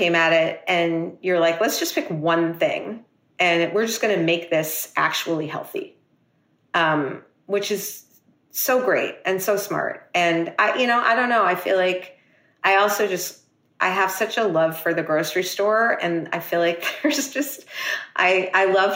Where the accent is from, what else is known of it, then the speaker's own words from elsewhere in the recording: New York City, New York, United States; me being a New Yorker